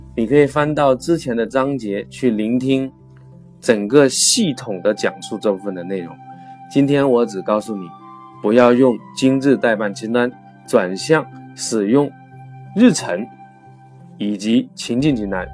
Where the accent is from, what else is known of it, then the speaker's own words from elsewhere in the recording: China; 我们每个月呢，在中国都会开五期左右的时间管理的课程